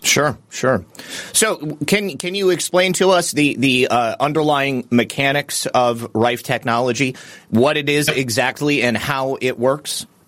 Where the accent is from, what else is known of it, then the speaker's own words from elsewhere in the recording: Michigan, United States; I'm actually from Michigan as well